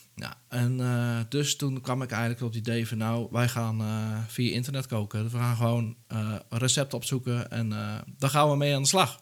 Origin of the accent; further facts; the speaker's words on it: Netherlands; ik kom zelf uit Dijl